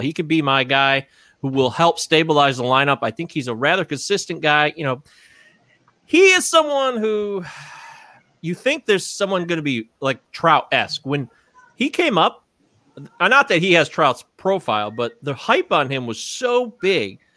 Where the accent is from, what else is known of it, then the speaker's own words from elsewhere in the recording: Detroit, Michigan, United States; I'm from Detroit